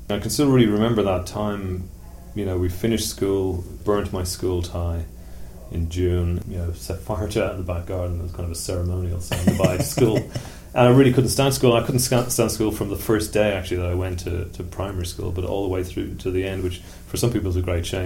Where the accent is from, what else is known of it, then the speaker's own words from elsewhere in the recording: Tallaght, Leinster, Ireland; Uh, I mean, it was one of those places that everybody knew Tallaght had a reputation. If you got your car stolen, that's where you'd find it.